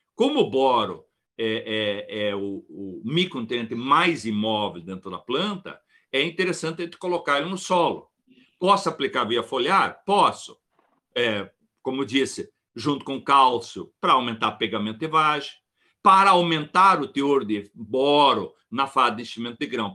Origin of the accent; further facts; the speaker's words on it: Ibirubá, Rio Grande do Sul, Brazil; Nós somos de Ibirubá